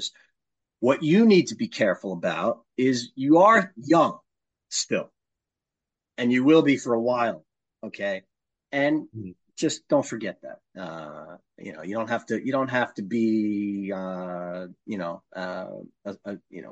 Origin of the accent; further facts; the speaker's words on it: Long Island, New York, United States; I'm from Long Island